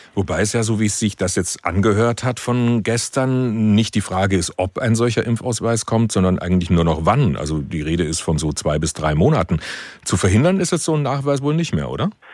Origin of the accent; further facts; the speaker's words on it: Germany; bei uns in Deutschland